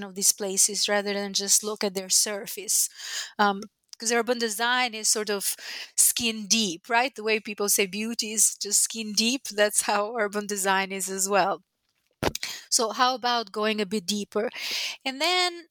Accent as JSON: {"language": "English", "town": "Tirana", "region": "Tirana County", "country": "Albania", "tie": "born or raised there", "moved": "yes", "lives_now": "United States", "said": "I was born in Albania back when it was still a communist dictatorship"}